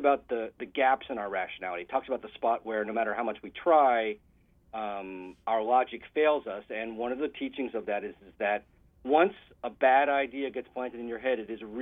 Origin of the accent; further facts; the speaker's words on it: Massachusetts, United States; now in West Coast, United States; I grew up in Massachusetts, actually, so close to you, and I'm on the West Coast now